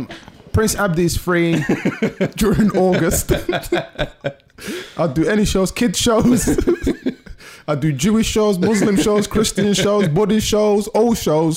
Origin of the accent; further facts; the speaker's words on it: London, United Kingdom; I grew up in Southeast London.